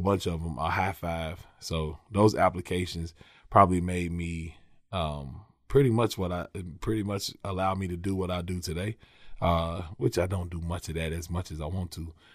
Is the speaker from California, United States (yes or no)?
no; Lexington, Kentucky, United States; I'm from Lexington, man. Northwest side of Lexington, a little community, a little neighborhood called Oakwood, right off of Georgetown Street. Um, so, yeah, man, that's, that's where I'm from. Born and raised, been in Lexington my whole life